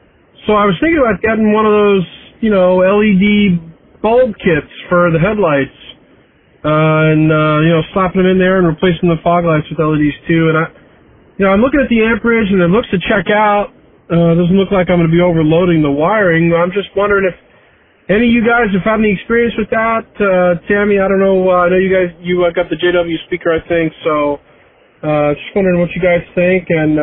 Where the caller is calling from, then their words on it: New Jersey, United States; I'm calling in from New Jersey.